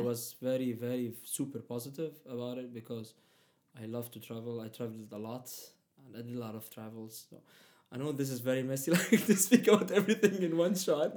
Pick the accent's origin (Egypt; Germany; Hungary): Egypt; accent: Middle Eastern; first language Arabic; English is a second language; moved away as an adult; also born or lived in Saudi Arabia / Palestine; I was raised uh, there in Egypt, so I even speak Arabic Egyptian.